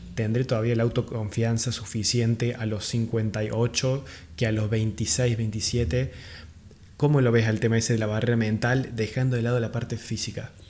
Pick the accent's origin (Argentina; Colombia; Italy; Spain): Argentina; Córdoba; moved away; yo soy de Córdoba Capital eh, y en ese momento cuando vivía ahí en Córdoba